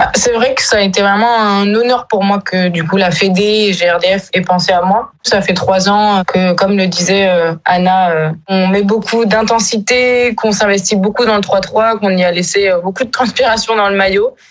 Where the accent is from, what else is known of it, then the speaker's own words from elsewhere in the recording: Basque Country, Nouvelle-Aquitaine, France; moved away as an adult; also born or lived in Paris / Mont-de-Marsan / Lille; now in Brittany, France; je suis originaire de Paris, mais je me considère quand même plus euh, basque de naissance. Je suis arrivée très très tôt dans le Pays basque